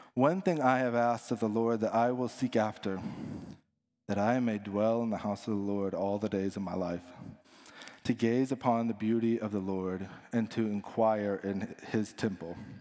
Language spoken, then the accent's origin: English; Dallas, Texas, United States; now in Houston, United States; I'm from Dallas